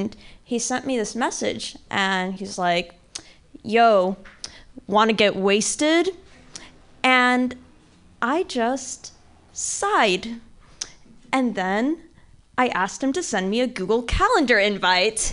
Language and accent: English; Missouri, United States; I grew up in Missouri